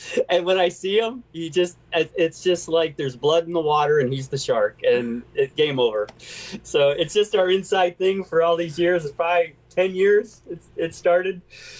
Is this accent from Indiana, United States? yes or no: no; Deerfield Beach, Florida, United States; I grew up in Florida for a little while. I moved all over, but Deerfield Beach.